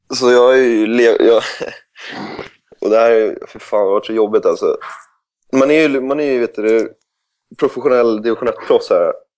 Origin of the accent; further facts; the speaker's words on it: Sweden; moved away; Som svensk